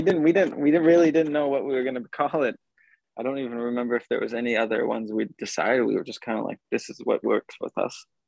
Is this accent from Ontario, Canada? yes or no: no; Brokenhead Ojibway Nation, Manitoba, Canada; me growing up on Broken Head Ojibwe Nation with with my dad